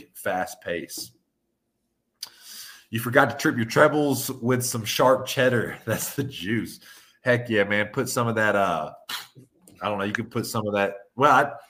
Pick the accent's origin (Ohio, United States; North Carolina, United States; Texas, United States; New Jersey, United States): North Carolina, United States; Western; I'm from Western North Carolina where everybody's neck is red